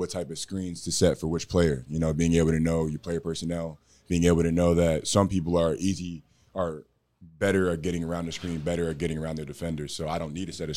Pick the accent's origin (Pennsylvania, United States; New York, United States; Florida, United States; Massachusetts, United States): Pennsylvania, United States; Philadelphia; now in Dallas, United States; I'm from Philly